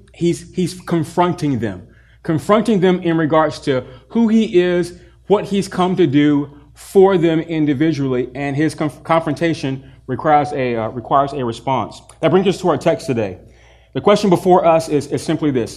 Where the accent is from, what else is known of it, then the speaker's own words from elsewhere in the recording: the South, United States; I grew up in the South